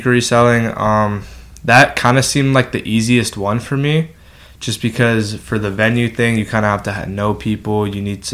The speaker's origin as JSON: {"language": "English", "town": "El Segundo", "region": "California", "country": "United States", "said": "I'm from El Segundo"}